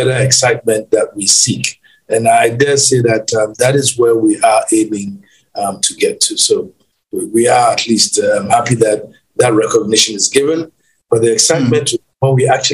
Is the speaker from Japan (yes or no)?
no; Ghana; We are the only country on latitude zero, longitude zero.